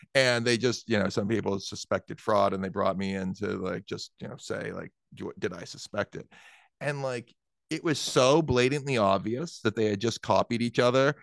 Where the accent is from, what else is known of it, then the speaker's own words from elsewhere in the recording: southern New Hampshire, United States; I grew up in New Hampshire